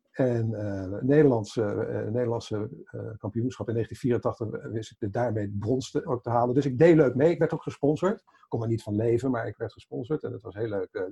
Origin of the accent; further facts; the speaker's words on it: Haaksbergen, Overijssel, Netherlands; Kom uit Haaksbergen? Dat is eh, de nee, later waar ik ben geboren.